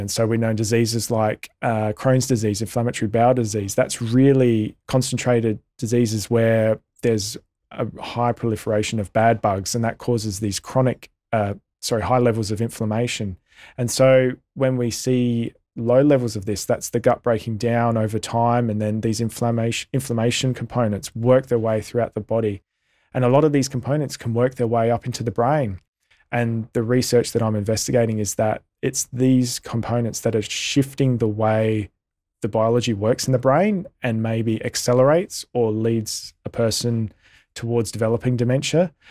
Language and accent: English; Australia; as an Australian community